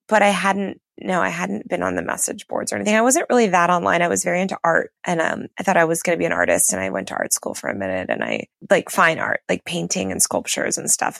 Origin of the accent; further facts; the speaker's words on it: New York City, New York, United States; moved away; I'm from New York City originally where there's a lot of different cultures and neighborhoods